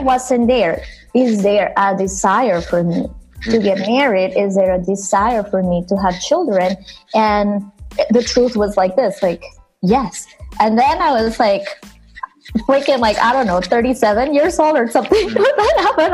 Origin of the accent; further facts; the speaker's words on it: Venezuela; now in New York, United States; I growing up in Venezuela, where I'm from